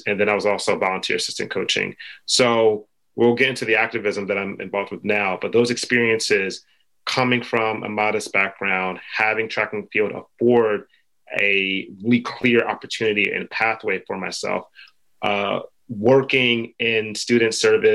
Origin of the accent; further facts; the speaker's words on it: Philadelphia, Pennsylvania, United States; I grew up in Philly